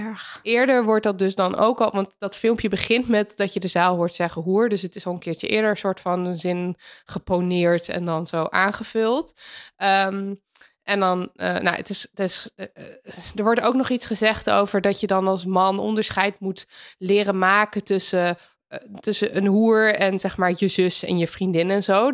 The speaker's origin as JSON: {"language": "Dutch", "country": "Netherlands"}